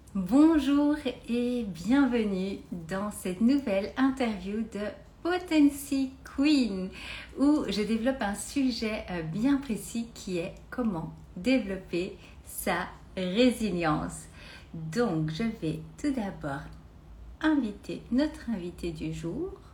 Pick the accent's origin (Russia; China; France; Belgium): Belgium; now in Philippines; je suis belge d'origine